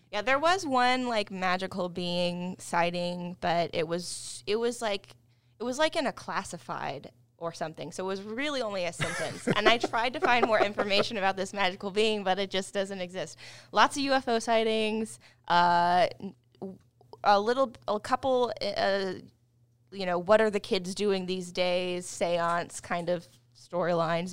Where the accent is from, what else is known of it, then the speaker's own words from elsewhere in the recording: Wilmington, North Carolina, United States; moved away as an adult; now in Charlotte, United States; I'm from Wilmington, North Carolina. Um, but I've been in the Charlotte area since twenty ten